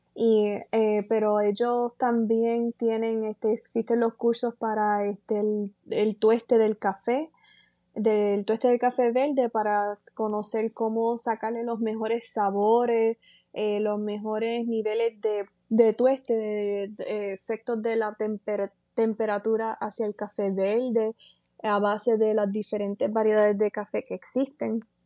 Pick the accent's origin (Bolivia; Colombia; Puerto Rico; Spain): Puerto Rico; San Sebastián; also born or lived in Moca, Puerto Rico / Aguadilla, Puerto Rico; Yo soy natural de eh, San Sebastián, Puerto Rico. Eh, nací en Moca, Puerto Rico